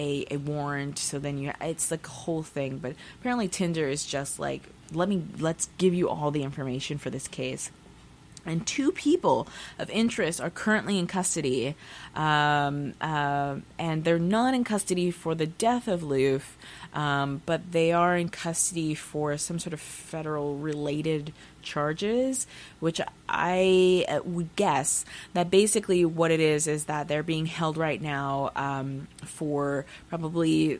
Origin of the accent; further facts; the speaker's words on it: Texas, United States; also born or lived in Pacific Northwest; now in Seattle, United States; I'm from Texas